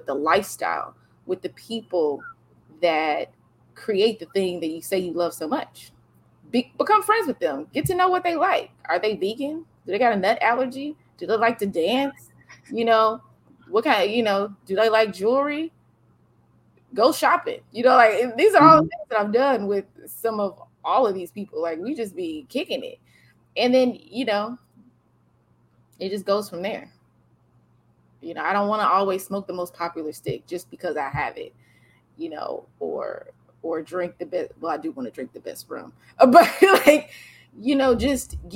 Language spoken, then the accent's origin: English; the South, United States; I'm from the South.